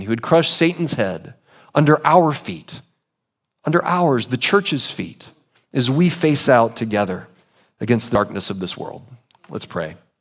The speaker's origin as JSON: {"language": "English", "country": "United States"}